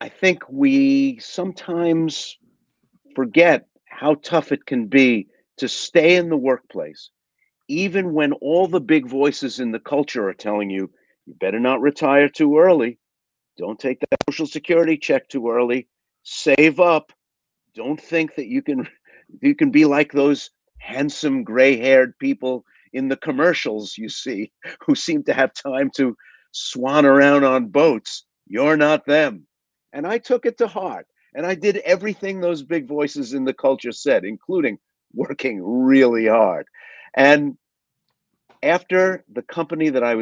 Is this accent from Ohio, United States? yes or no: no; New York City, New York, United States; I grew up working class in Brooklyn, New York